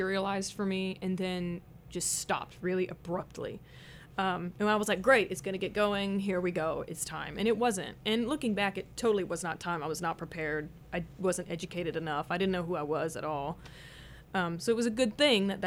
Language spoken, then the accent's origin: English; Kansas City, Missouri, United States; Kansas City